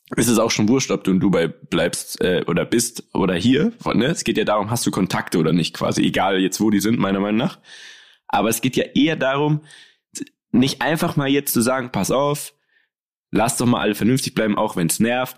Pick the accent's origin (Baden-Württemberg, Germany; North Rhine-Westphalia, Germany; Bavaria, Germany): Bavaria, Germany; Munich; bei uns in München